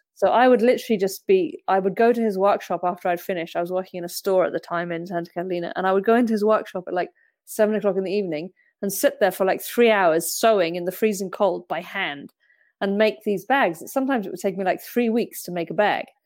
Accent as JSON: {"language": "English", "area": "Brecon Beacons", "region": "Wales", "country": "United Kingdom", "tie": "born or raised there", "moved": "yes", "lives_now": "Mallorca, Spain", "said": "I grew up in Wales, in a very remote area of the Brecon Beacons National Park"}